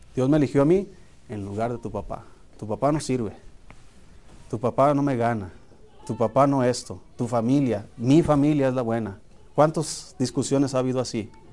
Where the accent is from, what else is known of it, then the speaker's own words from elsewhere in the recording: Hermosillo, Sonora, Mexico; yo recuerdo cuando era niño, eh, en Hermosillo jugábamos fútbol en la calle.